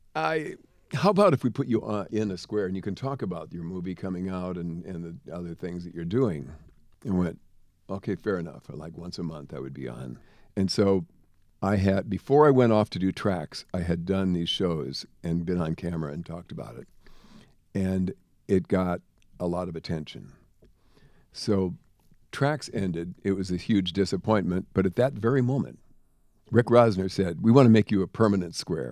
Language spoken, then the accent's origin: English; Jamestown, North Dakota, United States; moved away; also born or lived in Los Angeles; I'm from Jamestown, North Dakota, a little tiny town in the middle of nowhere.